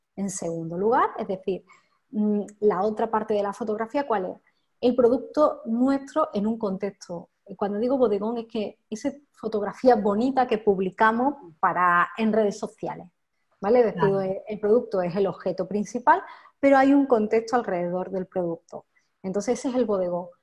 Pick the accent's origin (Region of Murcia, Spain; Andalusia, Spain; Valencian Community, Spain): Andalusia, Spain; Campillos; moved away as an adult; also born or lived in Madrid; now in Campillos, Spain; yo llevaba tiempo como queriendo volverme a Málaga, ¿no? A mi pueblo, que es Campillo